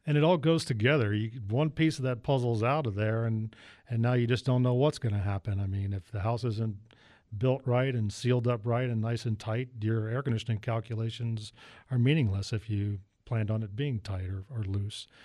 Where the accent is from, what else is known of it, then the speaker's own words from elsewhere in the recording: Northern Virginia, United States; moved away; I'm originally from Northern Virginia